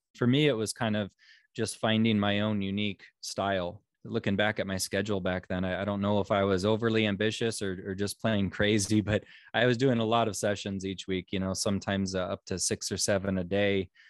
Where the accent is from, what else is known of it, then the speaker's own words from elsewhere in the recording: Omaha, Nebraska, United States; born and raised in Omaha, Nebraska, right smack dab in the middle of the United States.